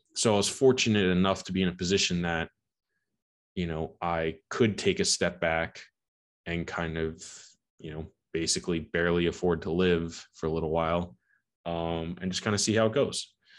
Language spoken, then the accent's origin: English; Long Island, New York, United States; I am from Long Island, New York, born and raised